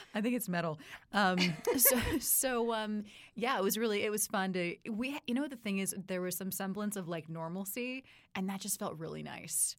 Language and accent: English; Palo Alto, California, United States; grew up in Palo Alto, Silicon Valley.